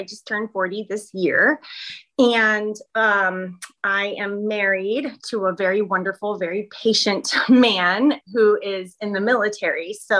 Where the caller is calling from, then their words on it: Florida, United States; I am in Florida, and so it's 9 a.m. my time.